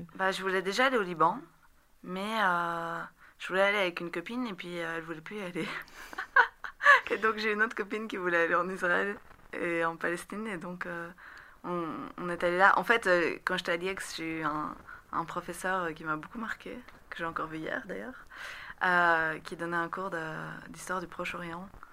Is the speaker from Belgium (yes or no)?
yes; Rixensart, Wallonia, Belgium; also born or lived in Beirut, Lebanon; j'ai grandi à Rixensart, entre Rixensart et Scarbeck